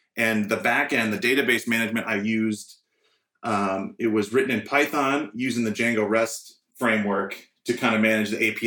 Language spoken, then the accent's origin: English; St. Paul, Minnesota, United States; moved away as an adult; now in Nashville, United States; I'm originally from St. Paul, Minnesota, but I moved here about 3 years ago